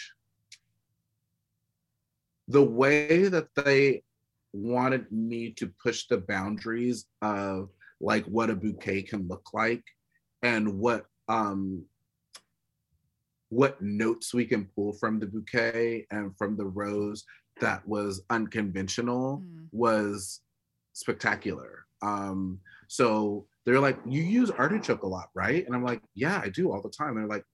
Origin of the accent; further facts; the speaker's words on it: California, United States; I'm from California, born and raised